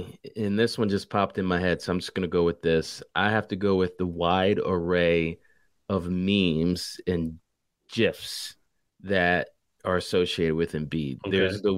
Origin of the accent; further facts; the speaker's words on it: Philadelphia, Pennsylvania, United States; right around the corner where I grew up in Philly.